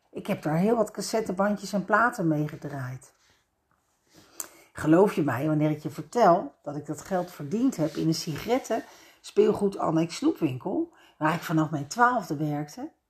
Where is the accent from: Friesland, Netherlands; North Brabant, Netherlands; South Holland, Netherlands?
South Holland, Netherlands; Leiden; Ik ben opgegroeid in Leiden aan de Singel in een oud herenhuis.